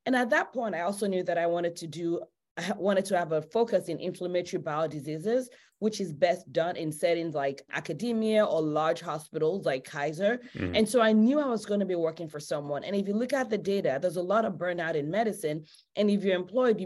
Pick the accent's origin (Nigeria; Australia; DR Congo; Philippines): Nigeria; also born or lived in Los Angeles, United States; now in United States; I grew up in Nigeria. I moved to the US about 20 something years ago.